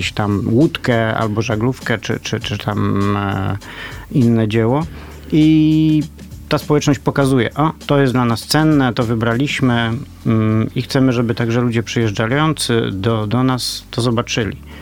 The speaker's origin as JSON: {"language": "Polish", "town": "Poznań", "region": "Greater Poland", "country": "Poland", "said": "jestem poznaniakiem"}